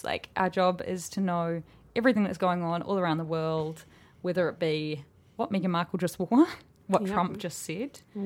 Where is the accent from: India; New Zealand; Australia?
New Zealand; I'm from New Zealand